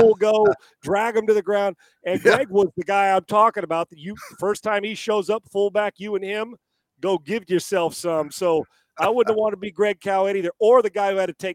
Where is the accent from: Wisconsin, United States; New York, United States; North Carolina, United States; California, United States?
California, United States; Orange Glen High School; I'm playing in from Orange Glen High School